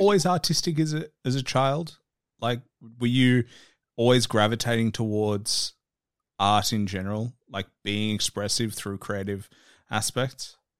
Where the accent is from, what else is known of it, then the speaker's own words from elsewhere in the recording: Australia; I'm just an Aussie guy down in Australia, like, a world away